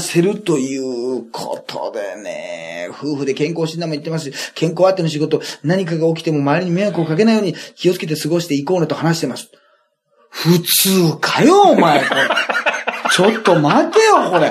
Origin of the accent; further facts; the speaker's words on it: Japan; 舞鶴って結構うちの地元の方に割と近い